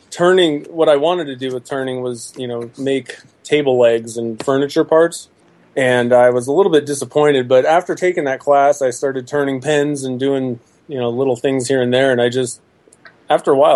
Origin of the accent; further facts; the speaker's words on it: New Jersey, United States; I'm from New Jersey.